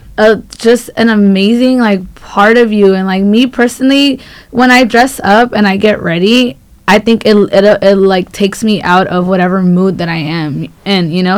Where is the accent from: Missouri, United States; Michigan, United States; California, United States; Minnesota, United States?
California, United States; Los Angeles; I am from South Central, so not far from here.